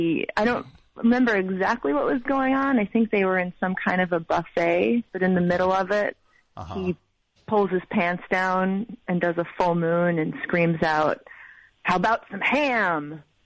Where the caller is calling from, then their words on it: Ithaca, New York, United States; I'm calling from Ithaca, New York.